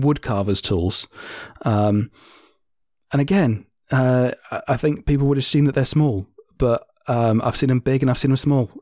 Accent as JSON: {"language": "English", "country": "Germany", "tie": "born or raised there", "moved": "yes", "said": "I grew up in Germany"}